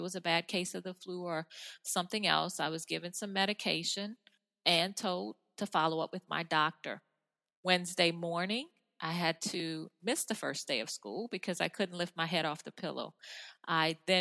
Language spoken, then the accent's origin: English; New Orleans, Louisiana, United States; I'm from New Orleans area